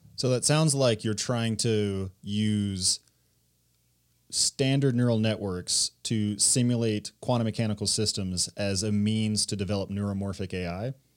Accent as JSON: {"language": "English", "country": "United States", "said": "I'm an American"}